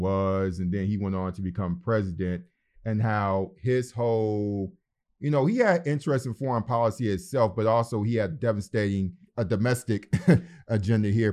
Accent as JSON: {"language": "English", "town": "Detroit", "region": "Michigan", "country": "United States", "tie": "born or raised there", "said": "growing up in Detroit, Michigan"}